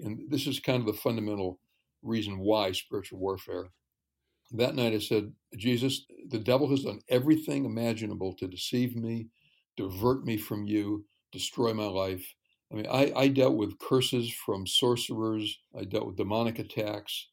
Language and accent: English; New York, United States; I grew up in New York State